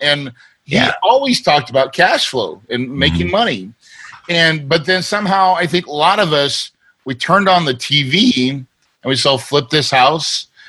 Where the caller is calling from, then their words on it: Phoenix, Arizona, United States; You know, I like to go there a lot, but right now I'm in Phoenix, Arizona.